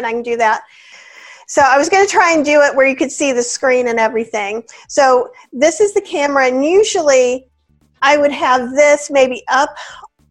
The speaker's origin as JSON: {"language": "English", "region": "the South", "country": "United States", "said": "I'm from the South"}